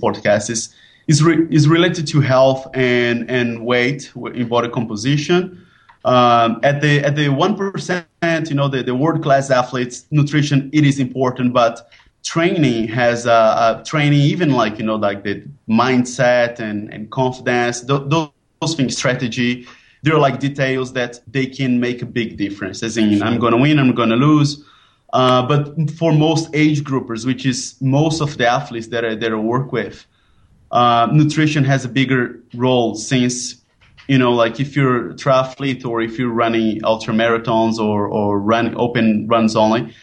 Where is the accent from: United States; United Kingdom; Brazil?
Brazil; now in Bangkok, Thailand; now I'm based in Bangkok, but I'm originally from Brazil.